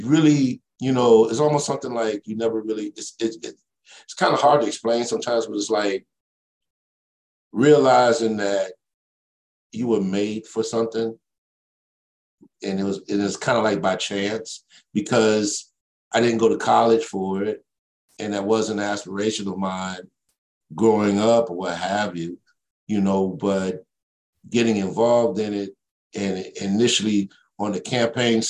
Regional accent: Chicago, Illinois, United States; also born or lived in Mississippi; I was born in Chicago, Illinois

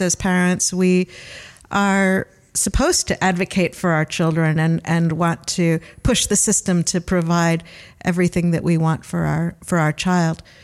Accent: Cleveland, Ohio, United States; accent: Great Lakes region; moved away as an adult; now in New Zealand; I'm from Cleveland, Ohio

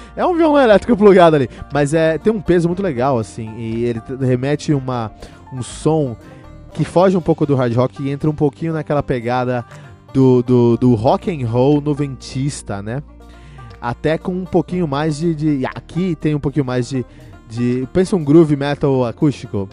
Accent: São Paulo, Brazil; eu cresci em São Paulo

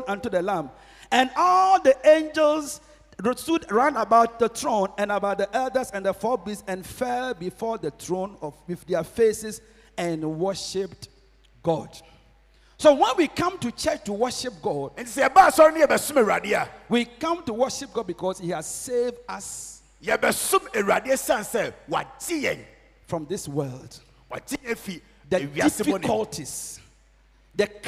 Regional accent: Kumawu, Ashanti, Ghana; moved away; my hometown Kumawu

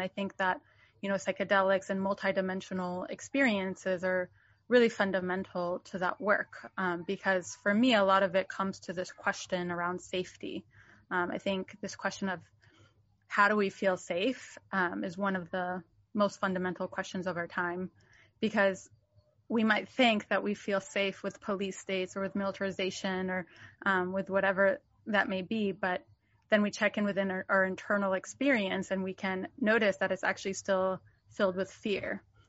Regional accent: Jerusalem, Jerusalem District, Israel; born there; I was born in Jerusalem, and my family has been there for some generations.

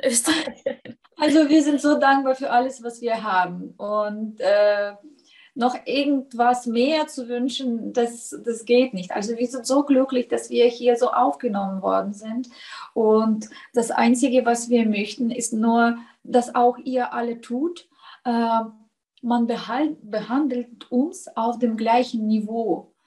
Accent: southern Ukraine, Ukraine; first language Russian; German is a second language; moved away as an adult; now in Austria; ich komme aus dem äh, Süden. Ich bezeichne Russisch als meine Muttersprache.

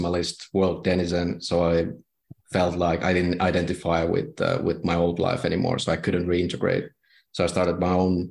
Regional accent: Finland; I'm from Finland

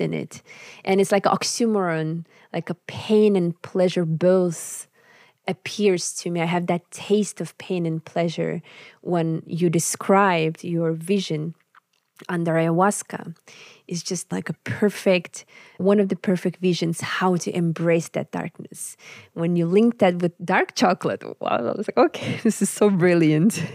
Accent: Yakutsk, Sakha Republic, Russia; English is a second language; moved away as an adult; also born or lived in Finland / Warsaw; in my homeland, in the capital, in Yakutsk

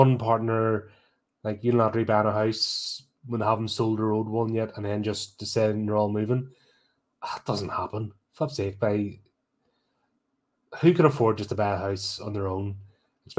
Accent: United Kingdom; As a Brit

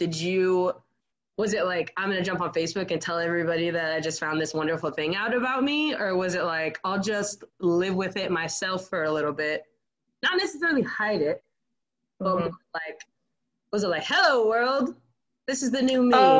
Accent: Arizona, United States; moved away as an adult; also born or lived in Iowa; I'm from Arizona

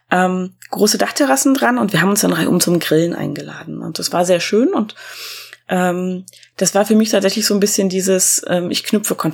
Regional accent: East Germany, Germany; das war mir sofort sympathisch, weil ich komme ja auch aus dem Osten, ne?

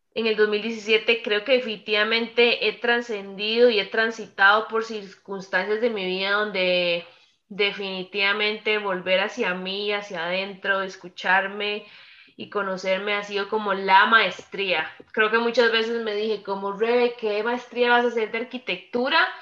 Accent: Costa Rica; soy tica de Costa Rica

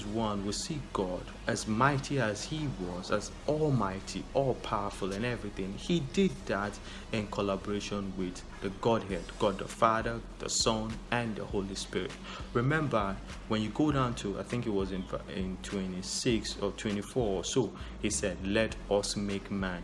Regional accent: Nigeria; I'm a Nigerian

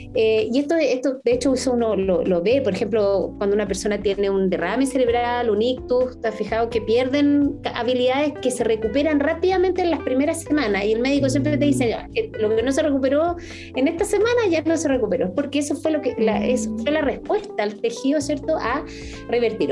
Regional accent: Chile; somos el país de Latinoamérica más envejecido

